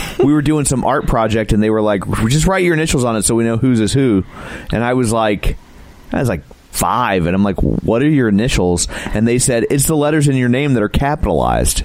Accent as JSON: {"language": "English", "region": "Midwest", "country": "United States", "said": "We're from the Midwest"}